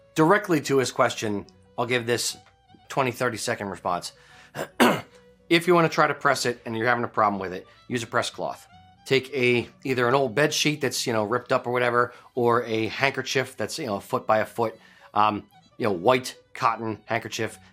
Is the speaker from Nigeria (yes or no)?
no; United States; I'm an American kilt maker